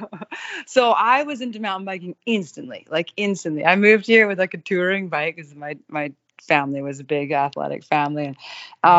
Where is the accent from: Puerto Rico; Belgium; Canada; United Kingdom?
Canada; Kamloops, British Columbia; I was born 4 hours away. But we had friends that had a cabin here, and so like I grew up in Kamloops